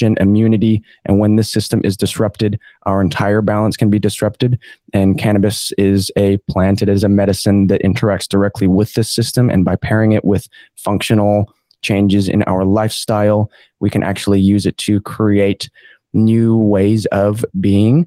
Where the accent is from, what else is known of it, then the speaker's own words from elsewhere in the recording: Montana, United States; now in Far North Queensland, Australia; I have an Australian mom and American dad. I grew up in Montana